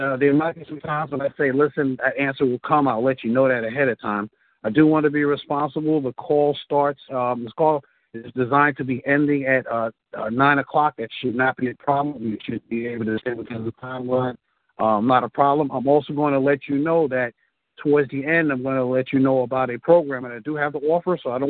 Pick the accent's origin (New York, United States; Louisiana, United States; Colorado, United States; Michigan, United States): New York, United States; Bronx; I am a native New Yorker, born and raised in the South Bronx.